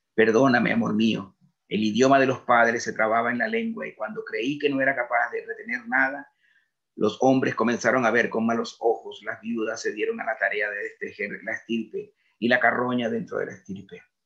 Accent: Venezuela; moved away as an adult; now in Spain; yo como venezolano soy un venezolano que tiene padres venezolanos, abuelos venezolanos

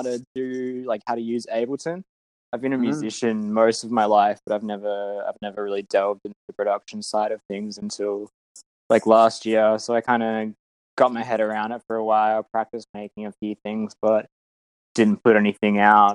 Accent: Perth, Western Australia, Australia; I'm from Perth in Western Australia

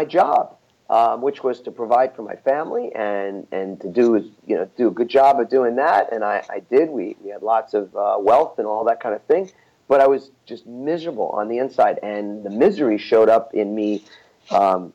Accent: New York, United States; I'm from New York

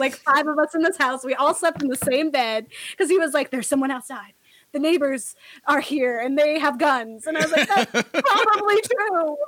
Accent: Florida, United States; I'm from Florida

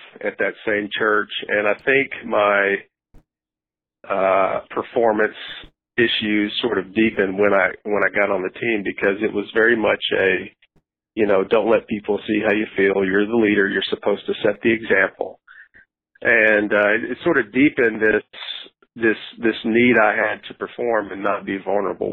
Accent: Nashville, Tennessee, United States; Growing up in Nashville, I went to a church for about 7 years

